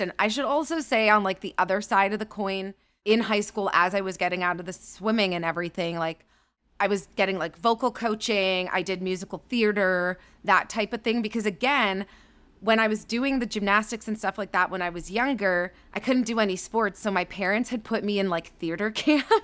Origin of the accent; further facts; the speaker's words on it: Thornhill, Ontario, Canada; So I'm Canadian. I grew up outside of Toronto in a suburb called Thornhill